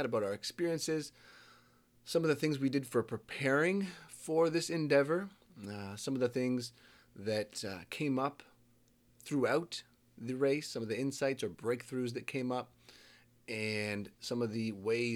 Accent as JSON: {"language": "English", "country": "Canada", "said": "I'm Canadian"}